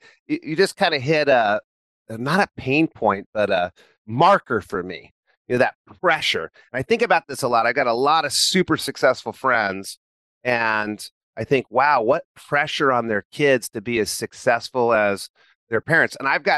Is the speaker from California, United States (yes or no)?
yes; Chico, California, United States; high school in Chico, California, born and raised in Chico, went to Chico State